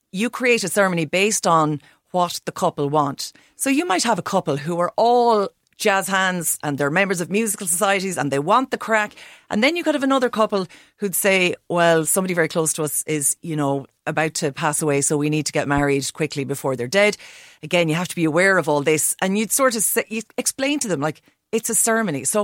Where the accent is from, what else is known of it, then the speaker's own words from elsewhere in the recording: Roscommon, Connacht, Ireland; I'm from Roscommon.